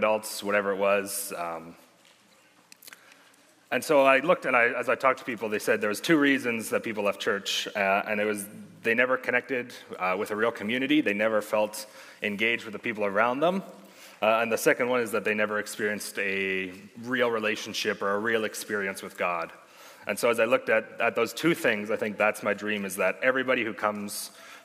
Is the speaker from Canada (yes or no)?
yes; Sherwood Park, Alberta, Canada; also born or lived in Red Deer, Alberta; Born in Red Deer, but raised in Sherwood Park for the past 19 years